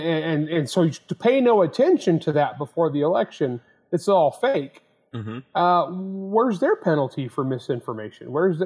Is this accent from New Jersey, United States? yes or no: no; Elmira, California, United States; also born or lived in San Joaquin Valley; I grew up on a dairy farm in Elmira, California.